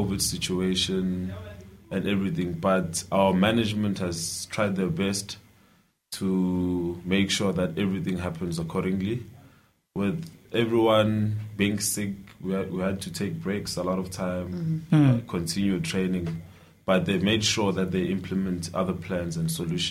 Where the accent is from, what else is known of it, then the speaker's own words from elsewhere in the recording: Dundee, KwaZulu-Natal, South Africa; also born or lived in Ladysmith; from Dundee. I was born in Ladysmith and I grew up in Dundee